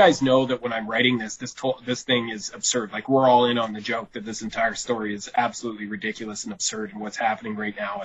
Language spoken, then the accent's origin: English; Vancouver, British Columbia, Canada; moved away as an adult; also born or lived in Burnaby / Coquitlam; now in Prince George, Canada; I lived in Vancouver because I was born and raised there, like, I grew up outside of Vancouver in Burnaby and Coquitlam